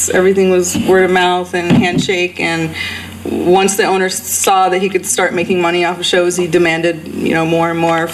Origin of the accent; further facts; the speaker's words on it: Southern Maryland, United States; I grew up in Southern Maryland in the middle of nowhere, and we had no scene